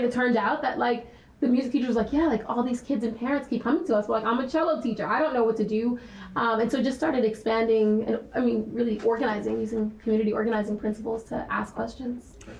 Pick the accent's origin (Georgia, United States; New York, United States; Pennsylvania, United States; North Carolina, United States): New York, United States; New York City; I'm from the Bronx, I'm born and raised there, I still live there.